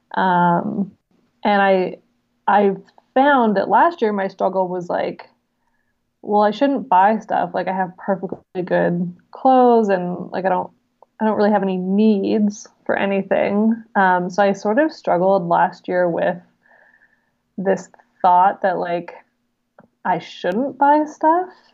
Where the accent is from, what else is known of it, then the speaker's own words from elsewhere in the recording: Vancouver Island, British Columbia, Canada; I'm from Vancouver Island. It's like jokingly called Hippie Island